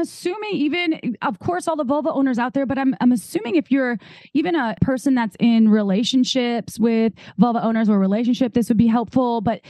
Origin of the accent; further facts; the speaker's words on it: Midwest, United States; I'm from the Midwest.